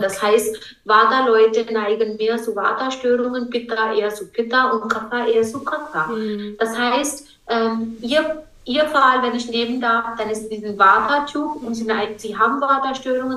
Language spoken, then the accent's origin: German; India; German is a second language; now in Germany; ich bin Inderin